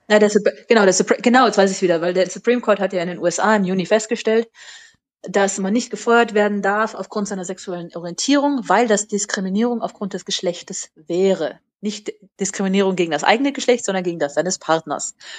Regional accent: Germany; moved away as an adult; also born or lived in United States; für mich als Deutsche

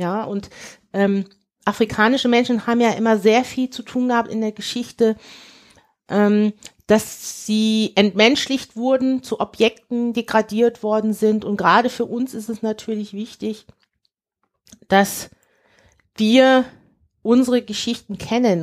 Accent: Cologne, North Rhine-Westphalia, Germany; also born or lived in Nigeria; ich natürlich sehr deutsch sozialisiert bin. Ich komme aus dem Rheinland

